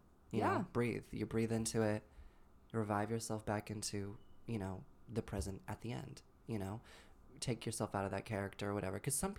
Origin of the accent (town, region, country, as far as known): Massachusetts, United States